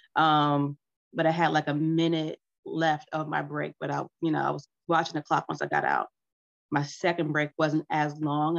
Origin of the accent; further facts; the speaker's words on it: United States; first language English; I'm American, so English was my first language, but not my best language